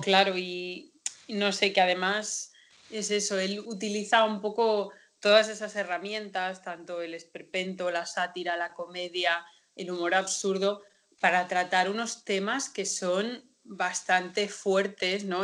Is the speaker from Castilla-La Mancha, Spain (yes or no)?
yes; Castilla-La Mancha, Spain; los manchegos estamos muy orgullosos de La Mancha. Yo siempre lo digo, yo me siento más manchega que española.